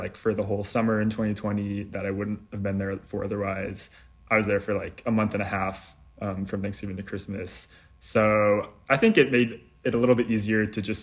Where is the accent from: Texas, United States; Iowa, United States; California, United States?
California, United States; moved away; I'm from California